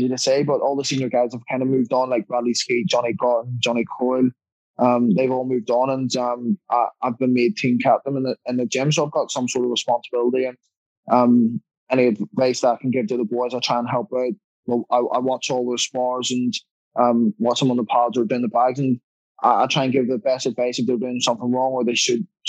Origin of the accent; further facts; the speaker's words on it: Ireland; also born or lived in London, United Kingdom; I'm Irish through and through